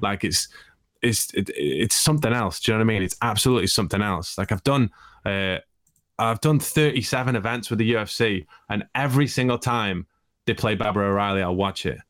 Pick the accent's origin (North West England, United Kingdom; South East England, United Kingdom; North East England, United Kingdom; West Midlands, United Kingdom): West Midlands, United Kingdom; Stoke-on-Trent; moved away; also born or lived in Russia; I'm from Stoke